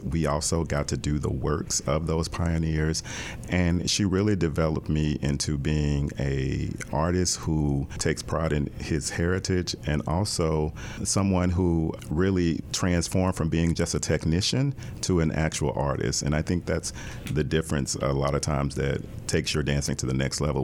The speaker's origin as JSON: {"language": "English", "town": "Jackson", "region": "Mississippi", "country": "United States", "tie": "born or raised there", "moved": "yes", "said": "I grew up in Jackson, Mississippi"}